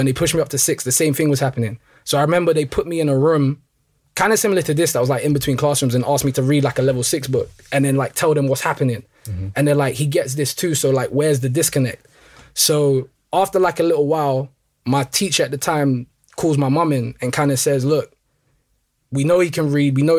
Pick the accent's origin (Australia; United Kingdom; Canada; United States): United Kingdom; London; Pretty much, like, I was born and raised in Northwest London. Like, my parents are from Congo, both of them. And then me and my siblings were all born in London.